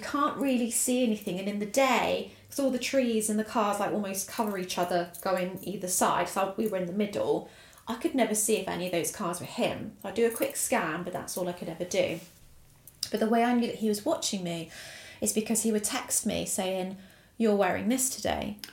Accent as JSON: {"language": "English", "area": "Essex", "region": "East of England", "country": "United Kingdom", "tie": "born or raised there", "also_born_or_lived": "Italy"}